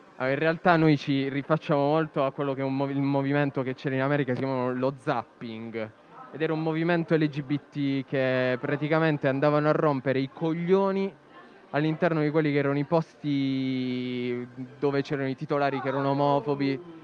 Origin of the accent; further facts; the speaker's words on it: Noicattaro / Rutigliano, Apulia, Italy; siamo di Noi Cattaro Rutigliano